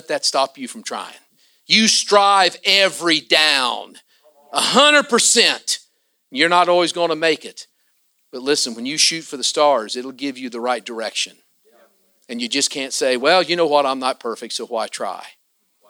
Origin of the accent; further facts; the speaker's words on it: Southern Ohio, United States; I am from Southern Ohio, you know. We're just across the river from Kentucky